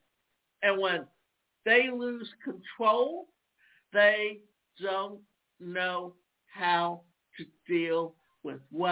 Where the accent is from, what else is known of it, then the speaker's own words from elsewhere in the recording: Savannah, Georgia, United States; when I was a child growing up in Savannah, Georgia